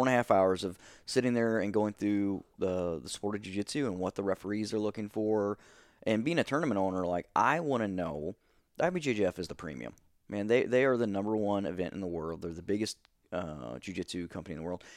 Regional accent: Steelville, Missouri, United States; moved away as an adult; also born or lived in Saint Louis, Missouri; eighteen years old, um, Stillville

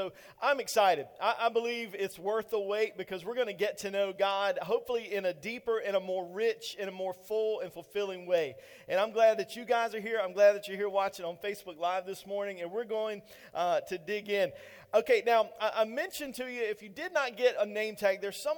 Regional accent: Eastern North Carolina, United States; I'm straight from the country, y'all. I am from Eastern North Carolina

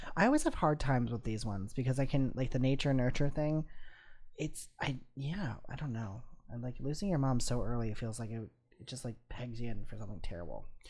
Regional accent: Midwest, United States; we're from the Midwest

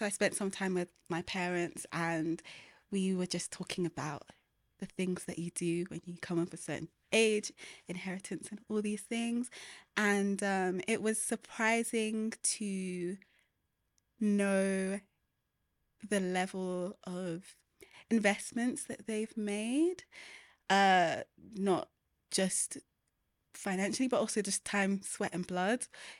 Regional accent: Peckham, London, United Kingdom; But I was born in Southeast London in a place called Peckham. And it was, it's like a feast for the eyes, I'm not gonna lie. It's, they call it Little Nigeria because there's a lot of Nigerians there. But it was an amazing place to grow up.

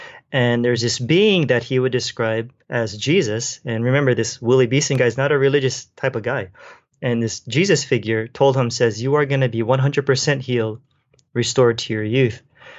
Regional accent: Philippines; And I'm Filipino, and so Filipino food is very oily

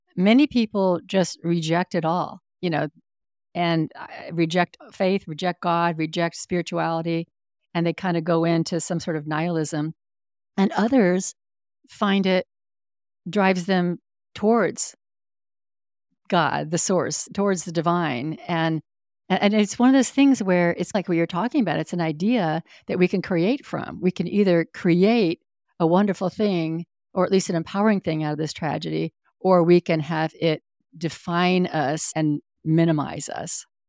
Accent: Northern California, United States; I grew up in Northern California, and I spent ninety percent of my childhood outdoors.

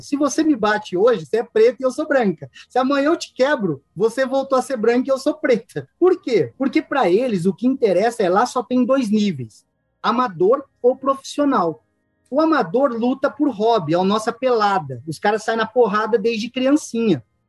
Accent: interior of São Paulo, Brazil; eu sou do interior de São Paulo, a 500 quilômetros da capital

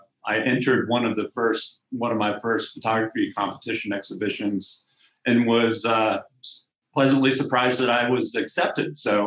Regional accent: Cumberland, Maryland, United States; I grew up here in Cumberland, Maryland, in Western Maryland, in Allegheny County.

